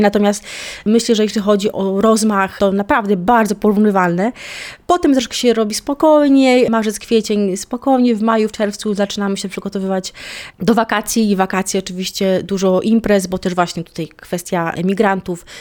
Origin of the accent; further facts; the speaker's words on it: Poland; now in Cape Verde; jestem z Polski